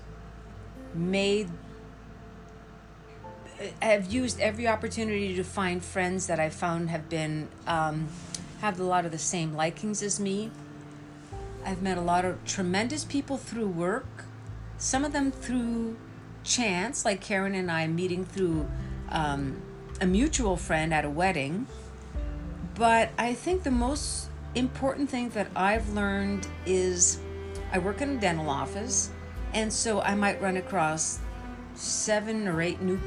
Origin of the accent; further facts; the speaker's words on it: Montreal, Quebec, Canada; moved away as an adult; I grew up in Montreal